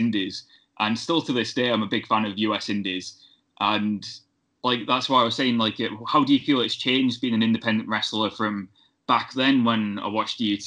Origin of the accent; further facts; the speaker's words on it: United Kingdom; as a British fan